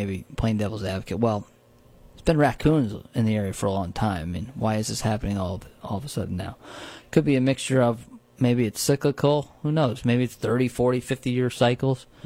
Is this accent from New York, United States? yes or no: yes; Shawangunk Ridge, New York, United States; where I grew up on the Shangham Ridge